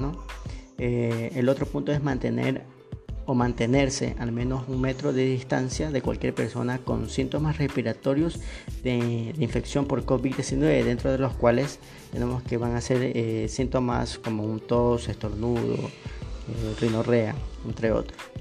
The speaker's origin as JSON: {"language": "Spanish", "country": "Ecuador"}